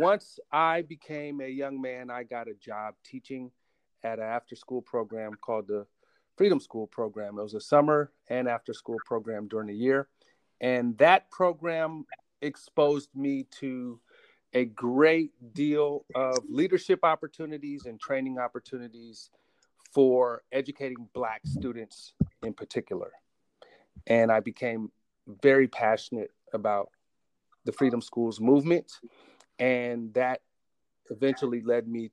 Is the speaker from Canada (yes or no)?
no; Oakland, California, United States; also born or lived in Berkeley, California / San Francisco, California; I grew up in Oakland, Berkeley, San Francisco